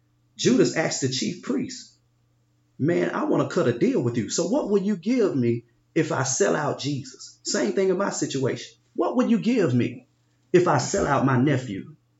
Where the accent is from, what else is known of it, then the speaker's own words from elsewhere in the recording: Binghamton, New York, United States; I grew up in Binghamton. I loved to play basketball. All I wanted to do was get my grandparents and my mom out of Binghamton.